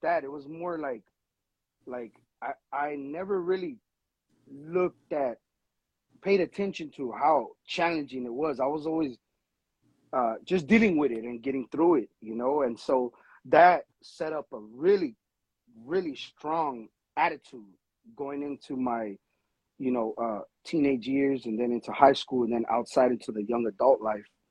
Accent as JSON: {"language": "English", "town": "Los Angeles", "region": "California", "country": "United States", "said": "I'm from Los Angeles. I'm Mexican American"}